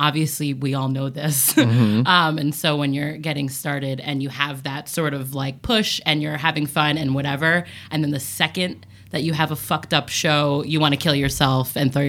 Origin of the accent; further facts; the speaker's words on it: New Jersey, United States; moved away; I come from New Jersey